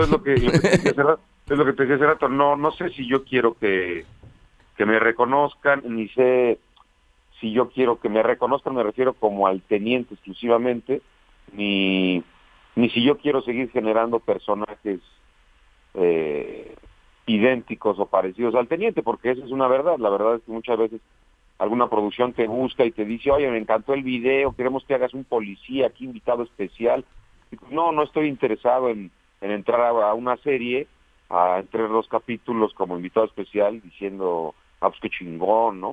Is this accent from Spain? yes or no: no; Toluca, State of Mexico, Mexico; moved away as an adult; now in Mexico City, Mexico; Yo nací en Toluca, Estado de México. En Toluca. Y ahí, ahí crecí hasta los 18 años que me vine para la Ciudad de México